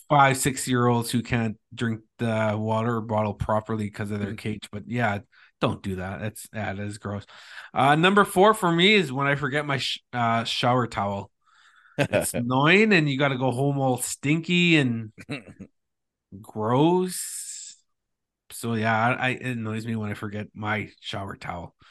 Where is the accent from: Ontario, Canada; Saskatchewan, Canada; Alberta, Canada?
Ontario, Canada; Thunder Bay; he was one of the guys that I looked up to growing up in Thunder Bay